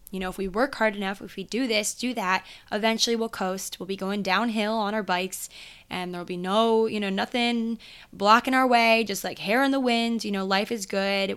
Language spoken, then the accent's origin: English; Maryland, United States; I grew up in Maryland